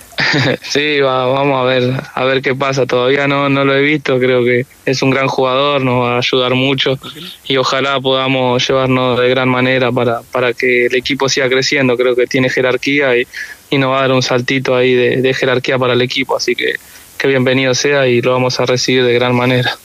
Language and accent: Spanish; Rafael Castillo, Buenos Aires Province, Argentina; moved away as an adult; now in Coquimbo, Chile; yo vivo en Rafael Castillo, que es donde, donde me crié siempre